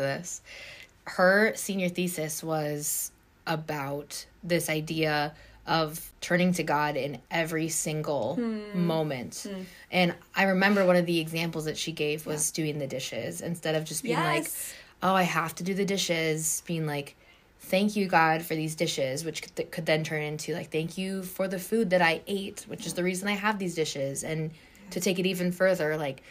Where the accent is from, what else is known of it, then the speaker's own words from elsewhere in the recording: Tennessee, United States; I was born in Tennessee